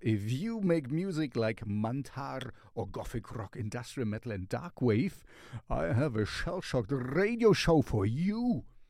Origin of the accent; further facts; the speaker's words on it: Germany; I'm from Germany. We are from Germany